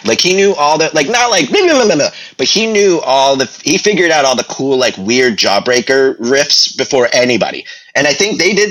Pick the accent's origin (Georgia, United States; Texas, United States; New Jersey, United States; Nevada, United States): New Jersey, United States; Red Bank; We're from Redback, both of us.